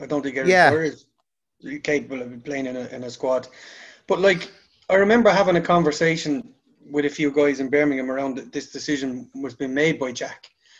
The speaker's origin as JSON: {"language": "English", "country": "Ireland", "said": "Being an Irish man"}